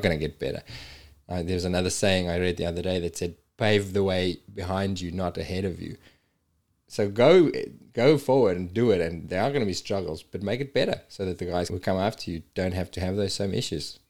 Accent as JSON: {"language": "English", "country": "South Africa", "tie": "born or raised there", "moved": "as an adult", "said": "my hometown in South Africa"}